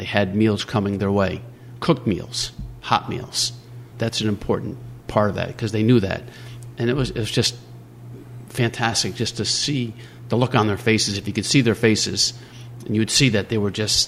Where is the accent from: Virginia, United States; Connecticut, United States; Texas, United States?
Connecticut, United States; New London; also born or lived in Waterford; I grew up in New London, moved to Waterford, came back into New London